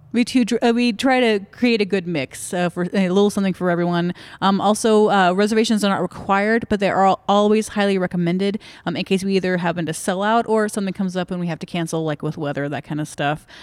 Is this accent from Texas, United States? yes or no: yes; Dallas-Fort Worth area, Texas, United States; also born or lived in Virginia / Granbury, Texas; I grew up in the Dallas-Fort Worth area